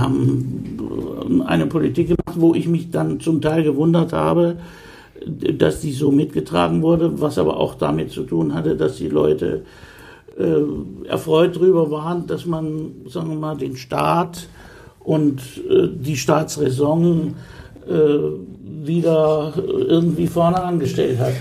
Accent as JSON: {"language": "German", "town": "Coburg", "region": "Bavaria", "country": "Germany", "tie": "born or raised there", "also_born_or_lived": "Hannover", "moved": "as an adult", "lives_now": "Bremen, Germany", "said": "In meinem Ausweis steht Geburtsort Hannover, aber ich bin aufgewachsen in Coburg, in Oberfranken."}